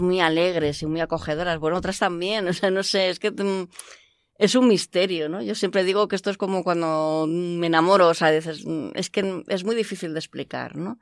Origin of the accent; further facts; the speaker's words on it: Madrid, Community of Madrid, Spain; also born or lived in Canada; now in Alcalá de Henares, Spain; nací en Canadá como hija de migrantes y a los tres años pues mm, volvimos a España. He vivido siempre en Madrid